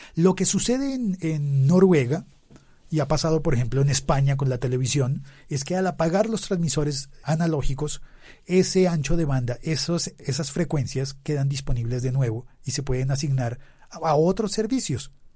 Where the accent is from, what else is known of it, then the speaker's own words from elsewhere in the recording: Bogotá, Colombia; Estaba yo en Bogotá, donde yo vivía, donde yo nací